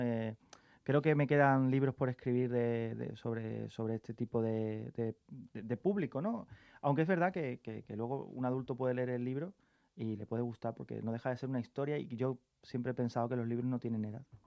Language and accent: Spanish; Carmona, Andalusia, Spain; moved away as an adult; now in Madrid, Spain; mi pueblo, Carmona